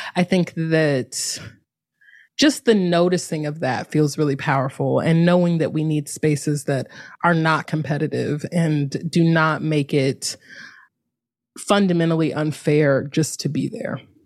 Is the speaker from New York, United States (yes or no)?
no; North Carolina, United States; moved away as an adult; also born or lived in Durham, North Carolina; now in San Francisco, United States; I'm from North Carolina. I lived the last ten years in Durham, North Carolina